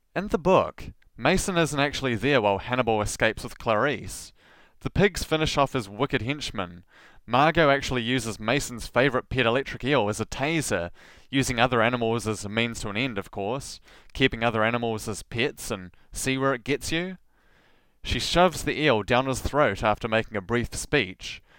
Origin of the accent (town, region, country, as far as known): Southland, New Zealand; accent: rolled R (Southland)